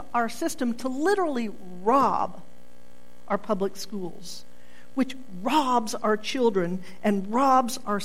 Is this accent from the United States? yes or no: yes; Oklahoma, United States; I'm born and bred in Oklahoma, but there are so many times I would like to say, no, I'm not from here, but I am